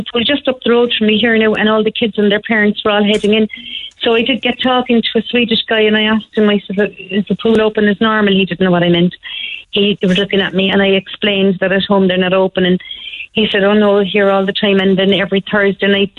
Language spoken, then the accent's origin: English; Cork, Munster, Ireland; now in Sweden; I came from Greenmount originally